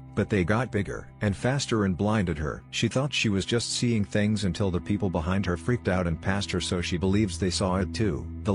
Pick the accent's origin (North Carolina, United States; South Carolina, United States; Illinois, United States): North Carolina, United States; It would have been when I was 9 during the summer of 1980 on the farm where I grew up in North Carolina.